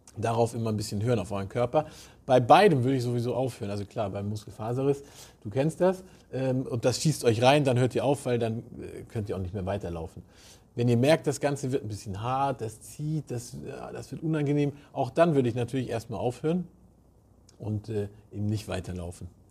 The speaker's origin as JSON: {"language": "German", "region": "Southern Germany", "country": "Germany", "moved": "yes", "said": "ich komme ja aus Süddeutschland"}